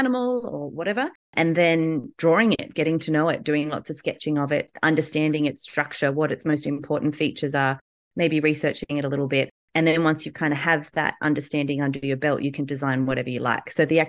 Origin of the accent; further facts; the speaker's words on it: Newcastle, New South Wales, Australia; I'm from Australia, Newcastle in Australia